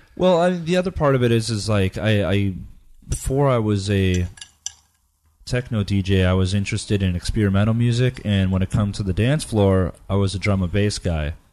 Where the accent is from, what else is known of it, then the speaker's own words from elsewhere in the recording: United States; I was from the Northwoods